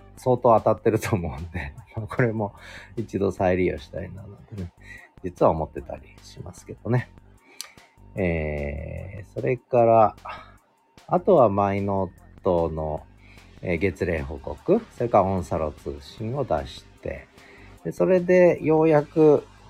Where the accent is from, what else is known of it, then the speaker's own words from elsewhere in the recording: Tochigi, Japan; moved away; 私が、えー、幼少の頃栃木で過ごした